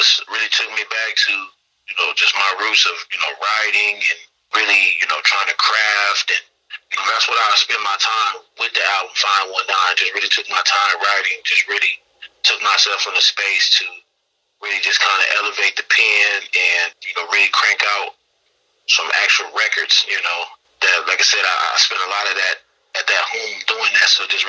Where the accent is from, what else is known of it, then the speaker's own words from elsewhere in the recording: Midwest, United States; Again, I wear my Midwest on my sleeve, letting everybody know where I'm from, and let everybody know what I'm rapping.